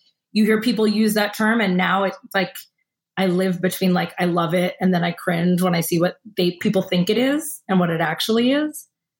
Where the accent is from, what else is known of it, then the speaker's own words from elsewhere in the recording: East Coast, United States; Yeah, of course I've been to the Caribbean. I grew up on the East Coast.